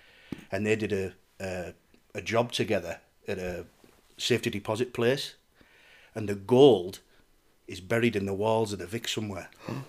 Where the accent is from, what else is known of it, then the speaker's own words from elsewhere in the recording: Darlington, North East England, United Kingdom; I'm from Darlington, funny enough.